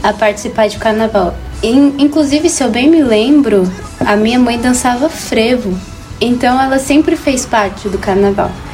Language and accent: Portuguese; Brazil; A gente tem ideia que a gente é brasileiro. Tipo, a gente é do Brasil